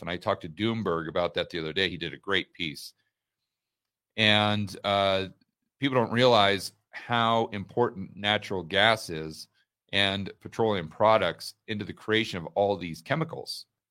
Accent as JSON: {"language": "English", "town": "Portland", "region": "Oregon", "country": "United States", "tie": "born or raised there", "also_born_or_lived": "Laurelwood, Oregon", "said": "when I was very small, I grew up way out in the countryside in Oregon, the middle of nowhere."}